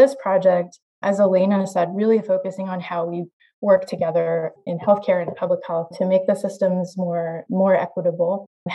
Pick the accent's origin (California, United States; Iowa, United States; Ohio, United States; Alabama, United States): Iowa, United States; I grew up in Iowa